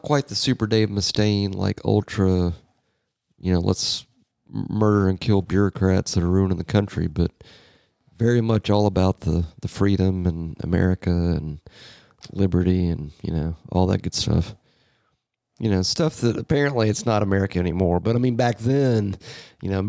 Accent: United States; my, white ignorance as an American

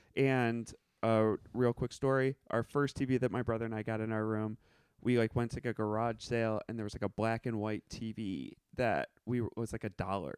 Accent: Evanston, Illinois, United States; moved away; I grew up in Evanston, Illinois.

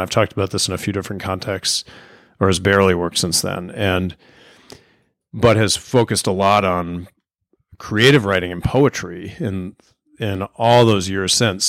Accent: Arlington, Virginia, United States; now in Charlottesville, United States; I grew up in Arlington, Virginia

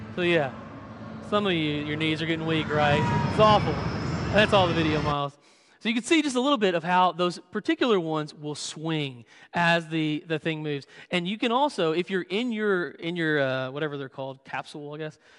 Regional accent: Western Kentucky, United States; moved away; my hometown in Western Kentucky

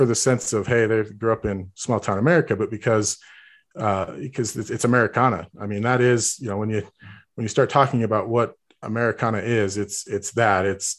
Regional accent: Harrisville, Utah, United States; also born or lived in St. George, Utah; I wasn't raised in Ogden. I was raised in a suburb of Ogden called Harrisville, just outside of Ogden. It is not a big town, as the name would denote, Harrisville. But I grew up and went to school.

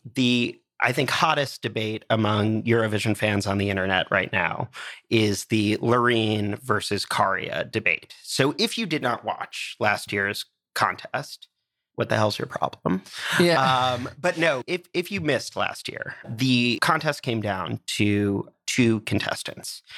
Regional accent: United States; Being an American

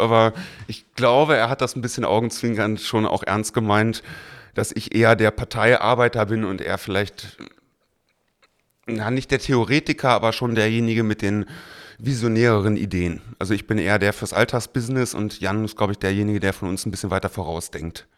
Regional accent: Berlin, Germany; seitdem in Mariendorf, da aufgewachsen, das ist auch heute mein Wahlkreis

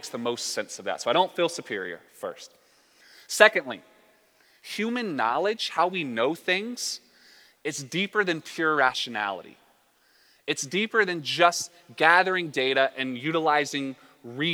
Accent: the South, United States; I'm from the South as well, so we say words like willy-nilly

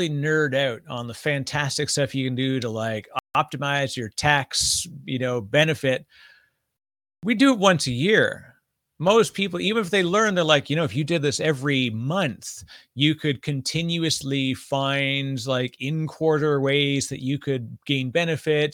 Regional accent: Canada; moved away as an adult; also born or lived in Toronto, Canada / Vancouver, Canada; now in New Jersey, United States; I'm Canadian

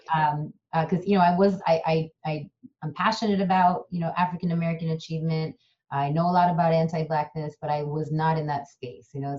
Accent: Kerala, India; first language Malayalam; English is a second language; also born or lived in San Francisco, United States; now in United States; in my native language of malayalam and i originate from kerala india so we're called malayalis

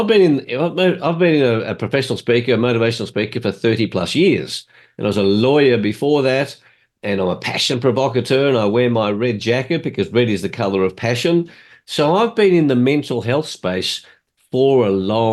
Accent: Australia; I was born in Australia

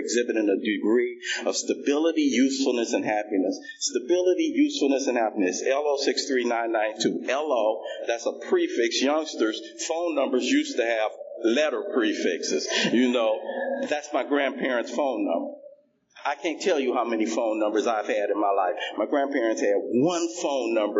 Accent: Los Angeles, California, United States; I come from South Central Los Angeles. I have a big family

